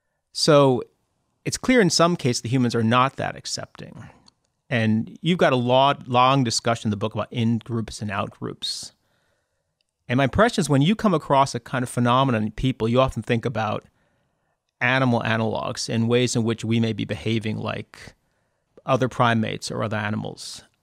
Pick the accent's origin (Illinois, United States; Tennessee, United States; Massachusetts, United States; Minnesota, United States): Massachusetts, United States; when I was growing up in Massachusetts in the 70s, my mother had the idea that we should spend a little time in the South.